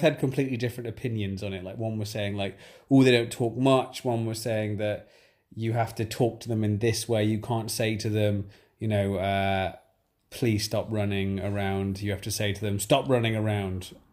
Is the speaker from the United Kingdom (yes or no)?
yes; England, United Kingdom; as we are English